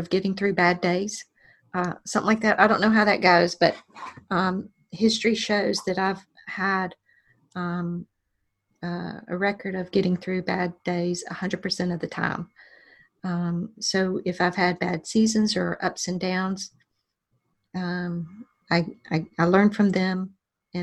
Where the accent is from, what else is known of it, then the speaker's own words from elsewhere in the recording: Alexander City, Alabama, United States; my hometown library of Alexander City